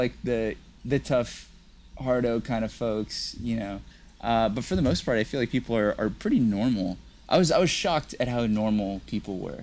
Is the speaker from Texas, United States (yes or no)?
yes; Texas, United States; I'm from Texas